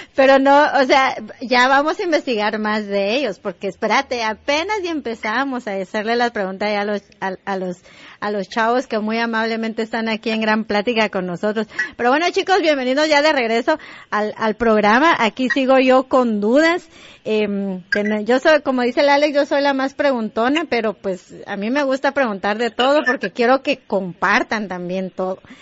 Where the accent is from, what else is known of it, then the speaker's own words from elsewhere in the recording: Guatemala; moved away; somos guatemaltecos o latinoamericanos